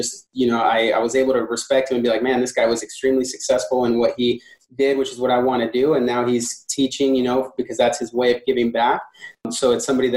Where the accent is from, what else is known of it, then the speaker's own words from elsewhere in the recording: San Diego, California, United States; I'm from San Diego, California, actually. I was born and raised here in San Diego